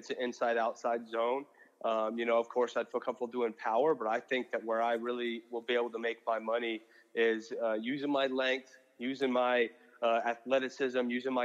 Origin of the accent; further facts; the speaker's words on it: Wiggins, Colorado, United States; moved away as an adult; also born or lived in Manhattan, Kansas; now in Los Angeles, United States; you coming from Wiggins, Colorado, Manhattan, Kansas was a huge jump. That was big city for me